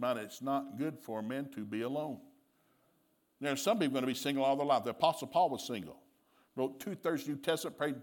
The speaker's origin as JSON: {"language": "English", "town": "Turtletown", "region": "Tennessee", "country": "United States", "tie": "born or raised there", "also_born_or_lived": "Sikeston, Missouri", "moved": "as an adult", "said": "I grew up in East Tennessee, and I grew up in Turtletown, Tennessee"}